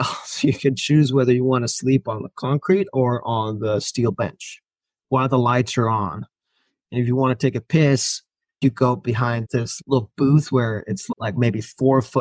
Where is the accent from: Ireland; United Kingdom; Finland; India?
Finland; first language Finnish; English is a second language; moved away as an adult; now in Los Angeles, United States; Finnish, which is my first language